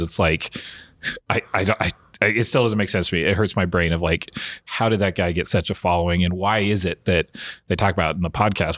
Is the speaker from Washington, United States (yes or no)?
yes; Washington, United States; I grew up in Washington